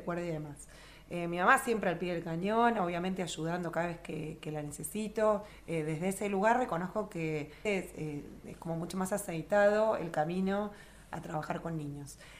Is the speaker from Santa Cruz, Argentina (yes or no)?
yes; Río Gallegos, Santa Cruz, Argentina; also born or lived in Buenos Aires; no nací en, Río Gallegos, nací en Capital, pero al año se vinieron acá a instalar mis papás y hice toda mi formación en, Río Gallegos